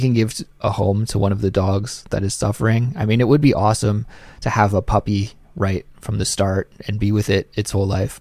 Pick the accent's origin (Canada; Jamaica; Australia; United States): Canada; moved away; my life in Canada